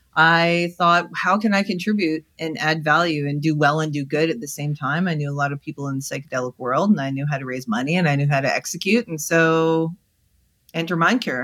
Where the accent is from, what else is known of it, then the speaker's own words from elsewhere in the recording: Canada; I'm Canadian